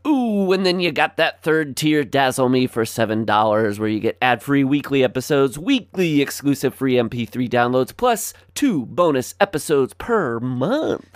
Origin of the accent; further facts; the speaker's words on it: Northwest Iowa, United States; We have Fox now where I grew up in Northwest Iowa